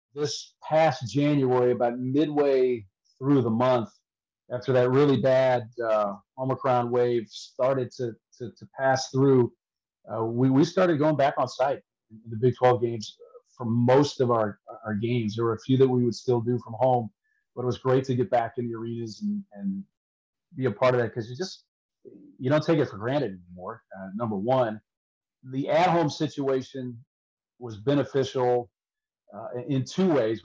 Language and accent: English; St. Louis, Missouri, United States; I grew up in St. Louis when Dan Kelly was there